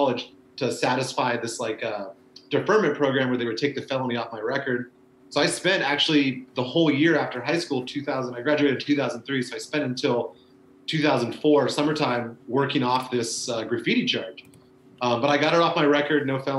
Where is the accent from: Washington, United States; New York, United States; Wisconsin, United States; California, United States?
Washington, United States; Olympia; moved away as an adult; also born or lived in Eugene, Oregon / Portland, Oregon; now in Oakland, United States; I lived in Eugene until I was in second grade and then moved to Olympia, Washington